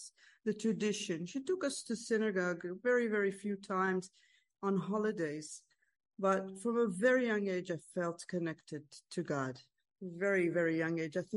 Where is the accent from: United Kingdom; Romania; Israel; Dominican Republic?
Israel; I grew up in a small town in Israel. I was born and raised in Israel. I live in Israel.